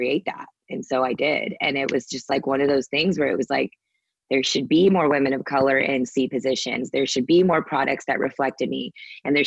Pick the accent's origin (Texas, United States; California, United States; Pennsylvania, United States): Texas, United States; Sugar Land; that little Indian girl growing up in Sugarland, Texas